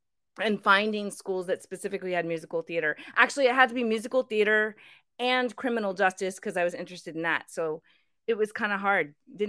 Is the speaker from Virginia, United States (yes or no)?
yes; Burke, Virginia, United States; Northern Virginia.